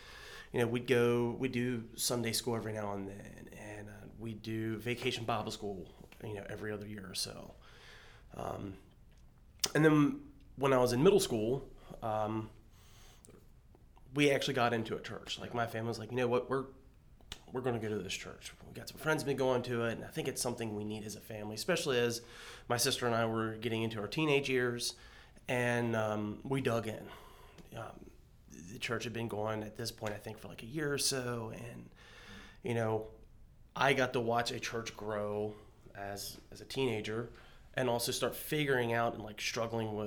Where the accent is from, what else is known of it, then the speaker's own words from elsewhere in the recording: Berkeley County, West Virginia, United States; I grew up in Berkeley County, West Virginia.